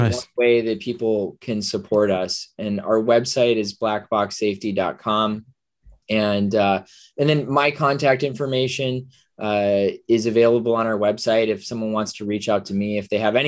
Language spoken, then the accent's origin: English; Minnesota, United States; I'm from Minnesota